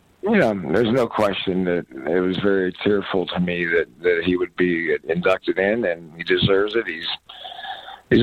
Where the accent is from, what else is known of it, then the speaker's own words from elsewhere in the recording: Pittsburgh, Pennsylvania, United States; moved away; also born or lived in Seattle; when I grew up in Pittsburgh